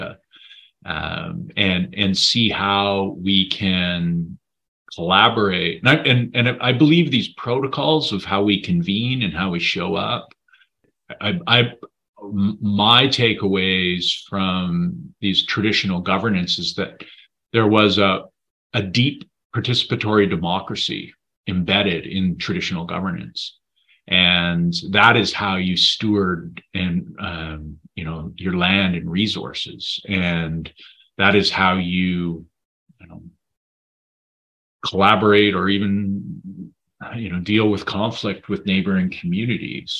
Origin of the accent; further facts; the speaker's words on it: Saanich Peninsula, British Columbia, Canada; also born or lived in Comox Valley, British Columbia; now in Comox, Canada; growing up on the Saanich Peninsula next to Sartlip, Pakachin, Sakum reserves